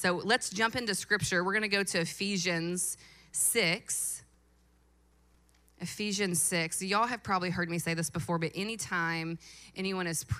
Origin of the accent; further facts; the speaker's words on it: Louisville, Kentucky, United States; I was born and raised in Louisville. I went to PRP High School